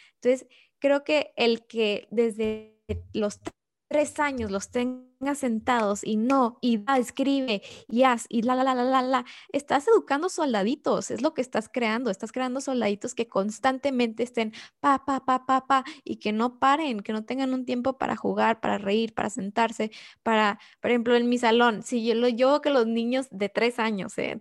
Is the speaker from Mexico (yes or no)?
yes; Mexico; nosotras tres somos mexicanas